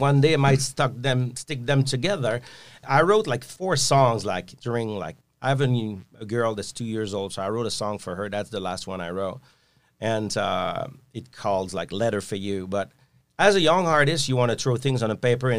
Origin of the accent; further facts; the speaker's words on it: Quebec, Canada; I'm French Canadian.